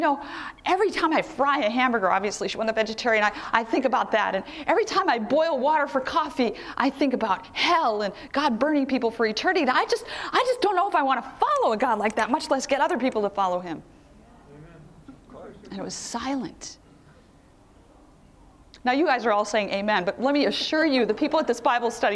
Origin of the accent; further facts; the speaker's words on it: Philadelphia, Pennsylvania, United States; I'm from Philadelphia, and many of the white Christians in Philadelphia are Presbyterian.